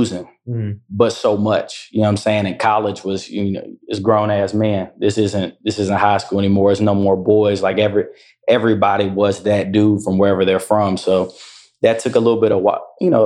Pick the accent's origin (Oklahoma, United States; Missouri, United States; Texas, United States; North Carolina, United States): North Carolina, United States; Durham; was born and raised in Durham